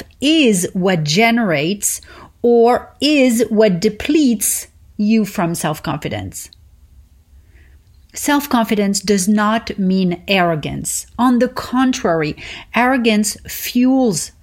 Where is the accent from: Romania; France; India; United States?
France; Paris, Île-de-France; moved away; I learned growing up in Paris